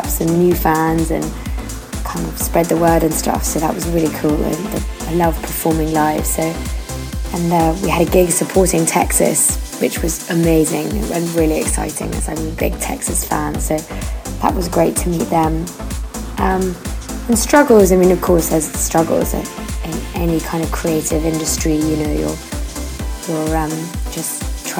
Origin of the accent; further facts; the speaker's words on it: London, United Kingdom; I'm from London.